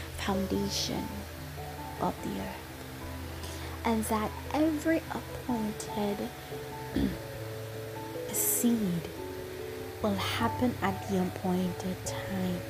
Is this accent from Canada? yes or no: no; St. Lucia; I am from St. Lucia.